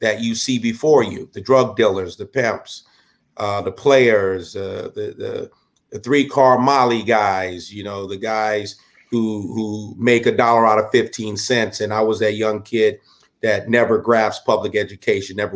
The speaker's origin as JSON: {"language": "English", "region": "Southern California", "country": "United States", "tie": "born or raised there", "said": "I grew up in Southern California"}